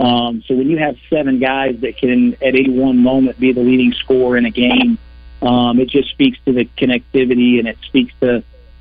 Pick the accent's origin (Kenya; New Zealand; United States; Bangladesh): United States; Little Rock, Arkansas; I grew up in Little Rock, Arkansas